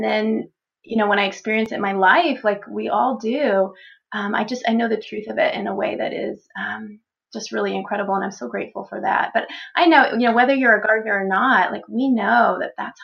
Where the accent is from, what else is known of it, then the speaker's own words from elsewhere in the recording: Texas, United States; also born or lived in Florida; now in Pennsylvania, United States; I grew up in Texas